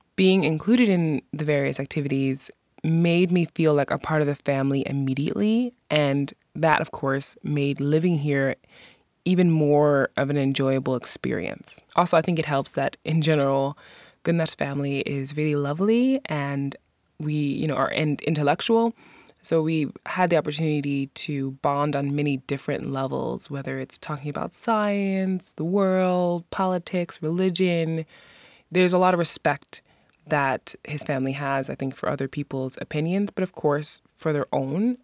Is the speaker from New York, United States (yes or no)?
yes; New York City, New York, United States; moved away as an adult; now in Iceland; I was born and raised in New York City